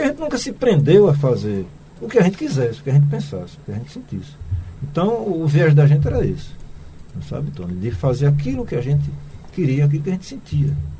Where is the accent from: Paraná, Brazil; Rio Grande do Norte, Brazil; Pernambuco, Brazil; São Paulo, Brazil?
Pernambuco, Brazil; Recife; nasci na Vila dos Comerciários